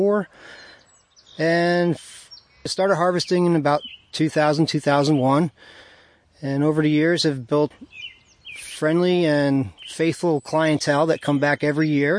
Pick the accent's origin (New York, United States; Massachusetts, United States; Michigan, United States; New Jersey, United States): New York, United States; Jeffersonville; As a kid, I grew up in the Calicoon Jeff area